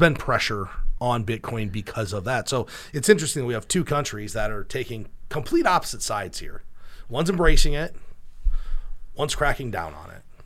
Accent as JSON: {"language": "English", "town": "Cedar Rapids", "region": "Iowa", "country": "United States", "said": "we're from Cedar Rapids, Iowa"}